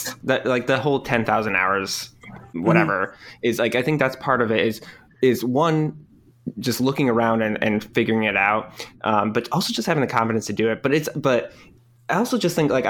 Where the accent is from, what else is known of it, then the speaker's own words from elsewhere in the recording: Rochester, New York, United States; I grew up in upstate New York, Rochester, New York.